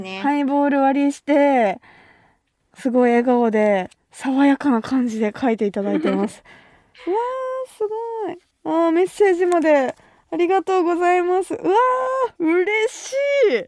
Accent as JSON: {"language": "Japanese", "region": "Kumamoto", "country": "Japan", "tie": "born or raised there", "moved": "as an adult", "lives_now": "Tokyo, Japan", "said": "熊本出身の"}